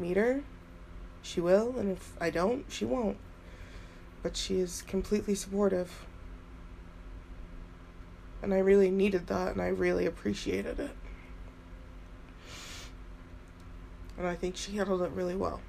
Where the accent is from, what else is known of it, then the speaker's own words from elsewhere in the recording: Utah, United States; also born or lived in Florida; I was born in Florida and adopted to Utah